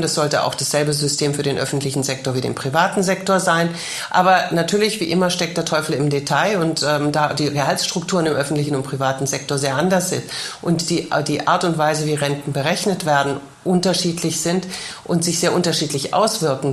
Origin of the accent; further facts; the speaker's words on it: Germany; now in Paris, France; bei uns in Deutschland